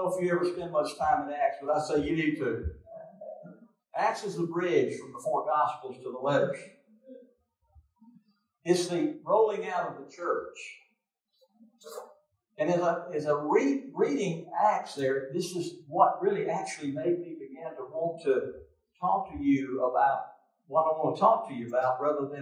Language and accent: English; Mississippi, United States; I'm from Mississippi